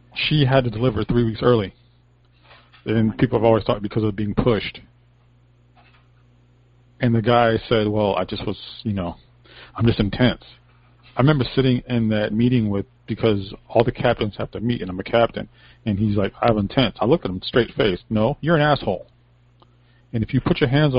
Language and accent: English; Hartford, Connecticut, United States; I am from Hartford, Connecticut